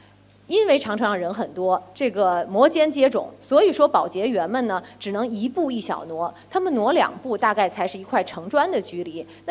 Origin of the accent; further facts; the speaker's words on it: China; 那种爱国的热情，作为一个中国人的自豪油然而生。